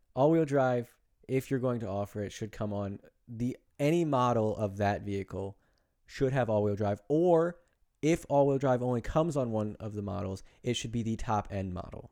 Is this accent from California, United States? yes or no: no; New Jersey, United States; I'm from Jersey.